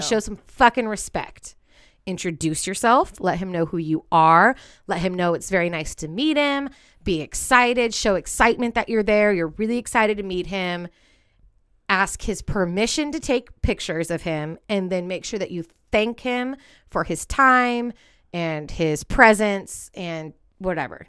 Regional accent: Bay Area, California, United States; moved away; we're from the Bay Area

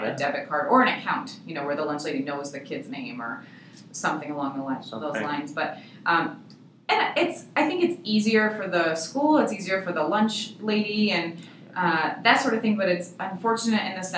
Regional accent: Michigan, United States; now in Arizona, United States; we're from Michigan originally

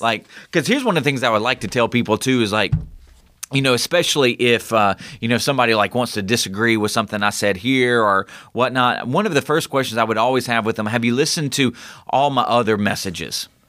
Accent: United States; we are American

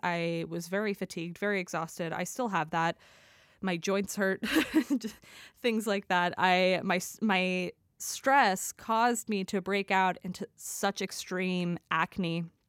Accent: United States; also born or lived in London; I'm obviously from the United States

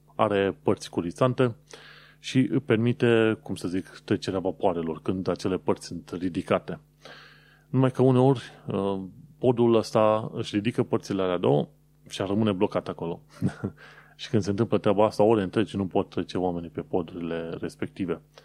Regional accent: Romania; now in London, United Kingdom; sunt din România

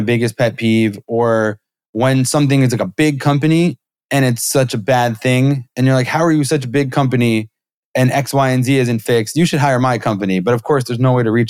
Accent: New York, United States; I'm from New York

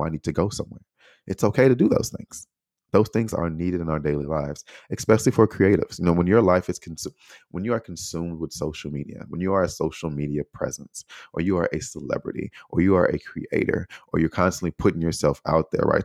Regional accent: United States; moved away; also born or lived in Taiwan

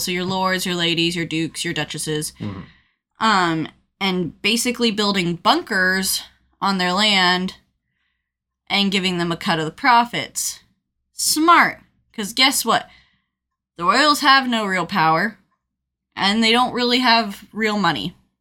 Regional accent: Colorado, United States; I'm from Colorado.

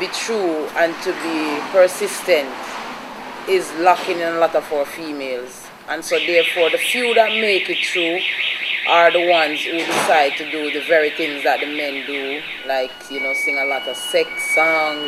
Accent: Jamaica; also born or lived in Spanish Town, St. Catherine; I was born in Spanish Town and raised between St. Mary and Montego Bay

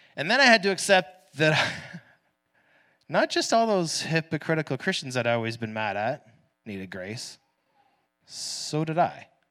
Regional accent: Canada; first language English; I'm born into a middle-class Canadian family

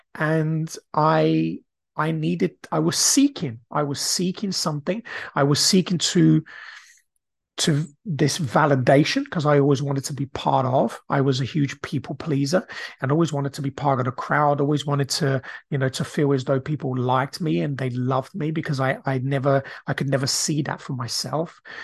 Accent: Brazil; now in United Kingdom; I grew up in Brazil

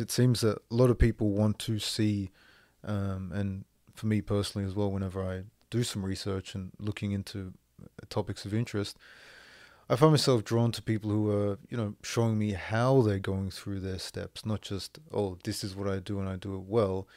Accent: Australia; moved away as an adult; also born or lived in France / Moncton, New Brunswick, Canada; now in Canada; live away from Australia

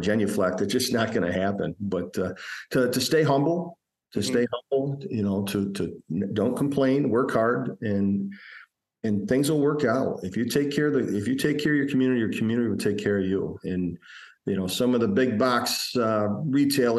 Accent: Fulton, New York, United States; practicing in my hometown where I grew up

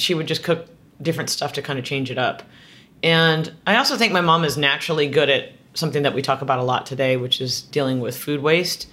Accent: Southern California, United States; moved away; also born or lived in San Francisco; I grew up in Southern California

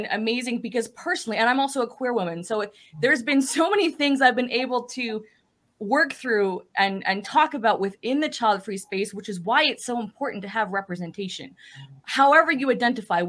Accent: Western Canada, Canada; I'm Canadian.

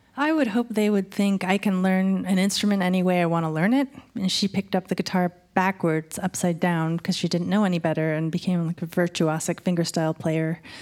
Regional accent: Colorado Springs, Colorado, United States; moved away; Colorado Springs. Yeah, my dad taught at Colorado College and my mom was a school teacher.

